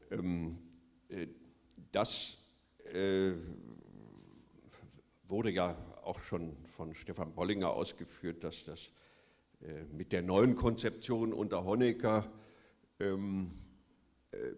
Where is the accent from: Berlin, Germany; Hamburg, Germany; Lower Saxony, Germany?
Berlin, Germany; Ich bin in West-Berlin aufgewachsen